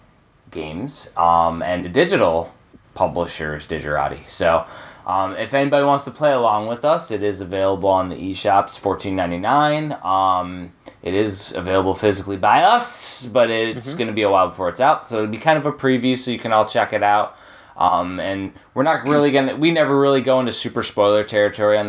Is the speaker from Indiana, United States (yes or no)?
yes; Chicagoland, Northwest Indiana, United States; also born or lived in Texas; now in Georgia, United States; I'm originally from Northwest Indiana, Chicagoland